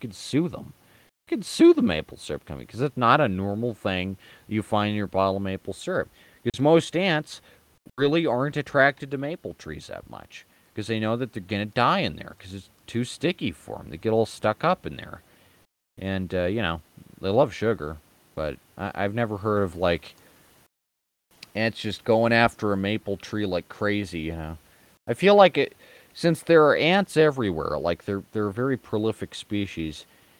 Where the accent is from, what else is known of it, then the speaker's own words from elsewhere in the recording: United States; I was raised in America